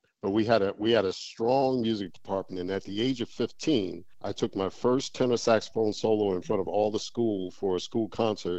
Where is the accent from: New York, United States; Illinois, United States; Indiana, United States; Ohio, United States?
New York, United States; New York City; also born or lived in Bay Area; I grew up in New York City, you know, at the age of 11, we moved to Queens